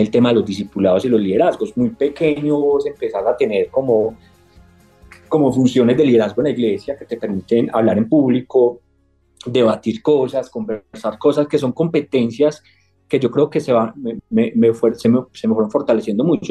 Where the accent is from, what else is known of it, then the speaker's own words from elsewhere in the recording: Medellín, Antioquia, Colombia; accent: paisa; also born or lived in Remedios, Antioquia; Yo soy paisa, nací en un, en un, pueblo aquí en Antioquia que se llama Remedios, Antioquia